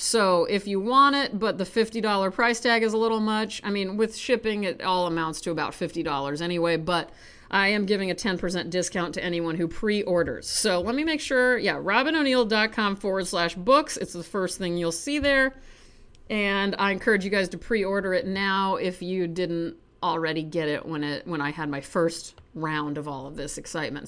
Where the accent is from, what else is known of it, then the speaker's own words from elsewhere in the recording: United States; accent: American; my hideous American accent